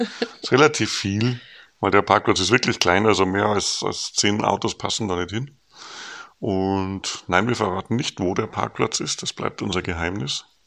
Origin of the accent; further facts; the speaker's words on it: Regensburg, Bavaria, Germany; moved away as an adult; now in North Jutland, Denmark; Regensburg verbinde, wo wir herkommen